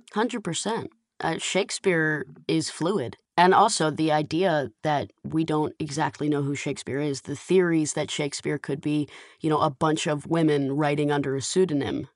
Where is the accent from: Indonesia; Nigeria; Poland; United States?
United States; Atlanta, Georgia; now in Los Angeles, United States; I grew up in the Atlanta Jewish community heavily